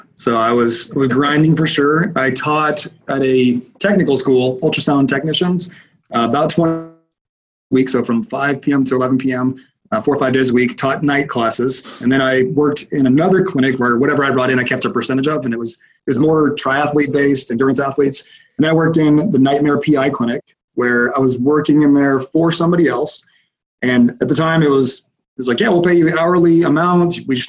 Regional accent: Houston, Texas, United States; I was from Houston. So I looked up Texas Chiropractic School and called them up.

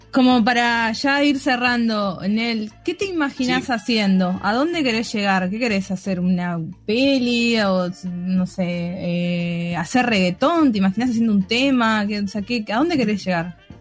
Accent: Tucumán, Argentina; moved away as an adult; now in Buenos Aires, Argentina; soy porteña, pero yo soy tucumana, nací, crecí en Tucumán, vivo en Buenos Aires hace un par de años.

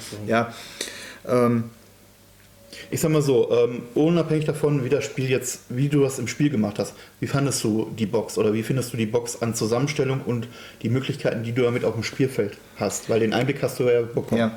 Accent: Cologne, North Rhine-Westphalia, Germany; Ich komme aus Köln, ja.

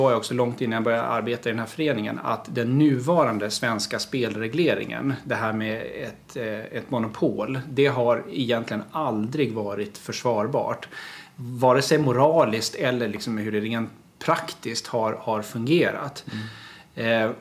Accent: Gotland, Sweden; när jag var kommunalråd och socialnämndens ordförande hemma på Gotland.

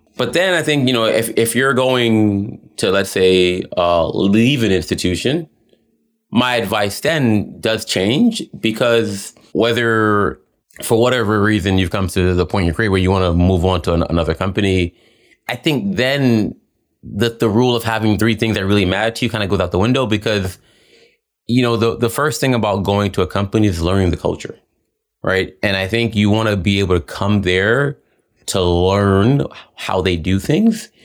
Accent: New York City, New York, United States; moved away as an adult; also born or lived in Switzerland / London, United Kingdom; I grew up in New York, most of, you know, and being a kid from the Bronx

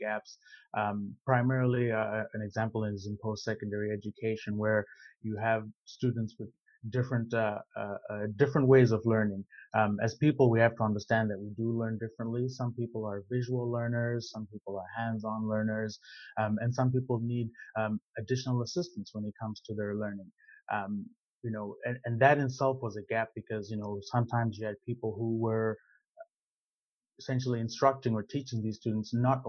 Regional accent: Zimbabwe; moved away as an adult; now in Canada; I am originally from Zimbabwe.

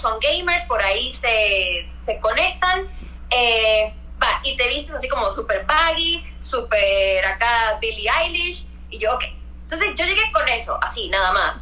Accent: Puerto Rico; moved away as an adult; also born or lived in New York / Mexico; soy puertorriqueña

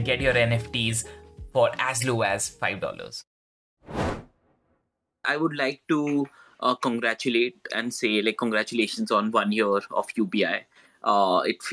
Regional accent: India; I'm from India

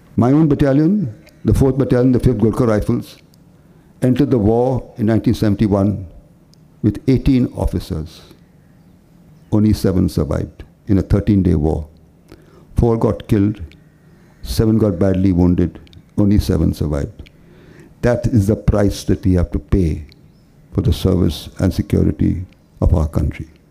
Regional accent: Candolim, Goa, India; moved away; also born or lived in Bombay; Kanduli, my hometown.

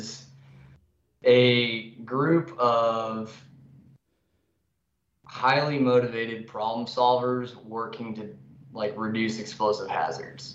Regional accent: Canyon Lake, California, United States; moved away as an adult; I'm from Southern California, Canyon Lake, California. It's in between LA and San Diego on the wrong side of the mountains.

